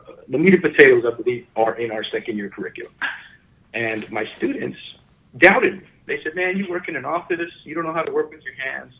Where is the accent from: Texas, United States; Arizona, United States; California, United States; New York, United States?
Texas, United States; Houston; This is in Ohio, and I'm from Houston.